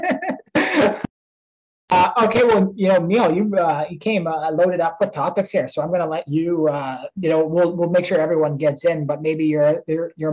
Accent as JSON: {"language": "English", "town": "Mount Brydges", "region": "Ontario", "country": "Canada", "tie": "born or raised there", "said": "Today I am in Mount Bridges. I am at home. I would say in my hometown, outside of, from London."}